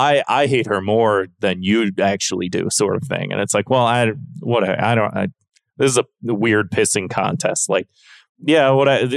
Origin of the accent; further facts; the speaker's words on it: United States; I'm American